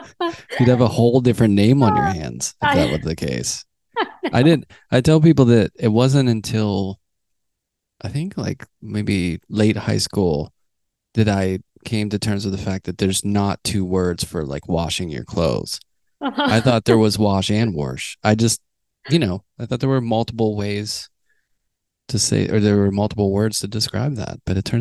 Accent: Carnegie, Pennsylvania, United States; I grew up on the South Hills, technically, I guess.

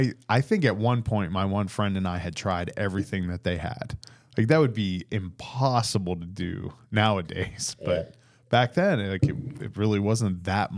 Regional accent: East Coast, United States; because they knew I was from the East Coast

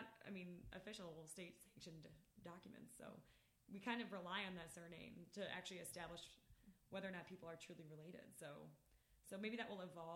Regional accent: Buffalo, New York, United States; moved away as an adult; also born or lived in Boulder, Colorado; I'm from Buffalo, New York, where we are currently recording this, and for my first 26 years, lived in the north side of the city and the west side of the city

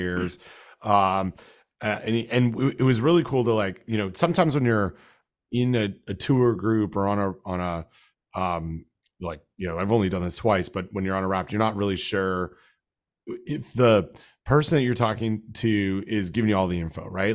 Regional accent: North Carolina, United States; my home state

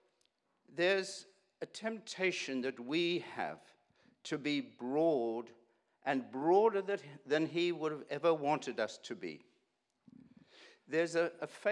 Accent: South Africa; I grew up in South Africa, went to university in South Africa.

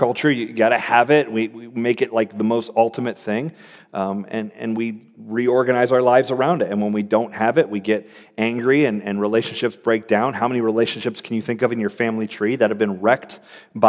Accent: Florida, United States; moved away as an adult; also born or lived in Cincinnati, Ohio; I grew up in Florida

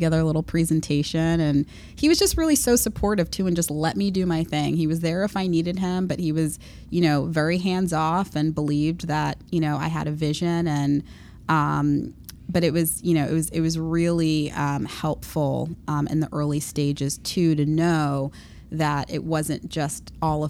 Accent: Long Island, New York, United States; I grew up in Long Island

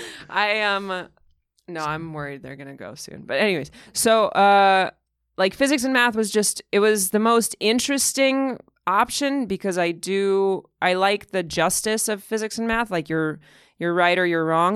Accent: Moscow, Russia; moved away; also born or lived in Massachusetts; I was born and raised in Moscow, and, uh, it was around the time of the Soviet collapse.

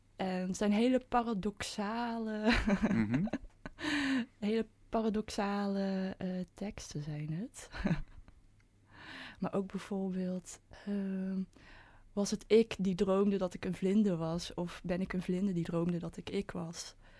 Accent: 's-Hertogenbosch, North Brabant, Netherlands; ik kom uit Den Bosch. En ehm, ik, ben, ik ben in een witte omgeving ben ik opgegroeid

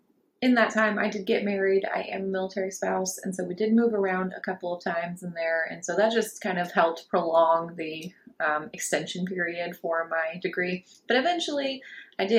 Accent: Florida, United States; I grew up in Florida, so Disney World

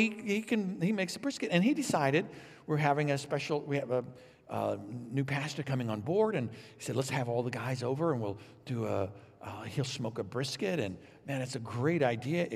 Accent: Illinois, United States; also born or lived in Texas; Vicki and I grew up here in Illinois, but we moved to Texas for seminary

